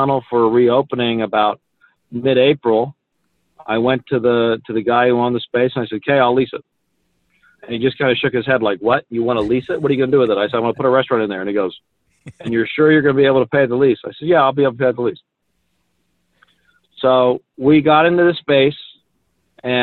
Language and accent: English; Philadelphia, Pennsylvania, United States; now in Utah, United States; I'm originally from Philadelphia is where I was born and raised half the time.